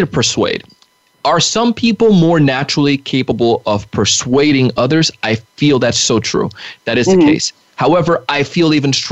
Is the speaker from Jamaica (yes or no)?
yes; Jamaica; moved away; I grew up in Jamaica, and one of the things I've always learned as a kid selling in Jamaica